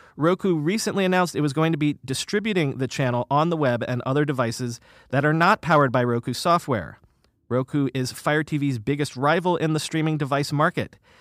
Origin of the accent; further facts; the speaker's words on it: South Florida, United States; now in New York City, United States; I grew up in South Florida